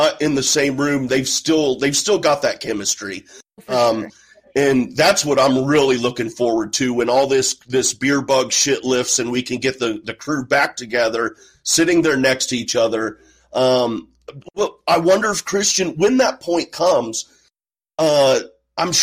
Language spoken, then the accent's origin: English; Midwest, United States; I'm from the Midwest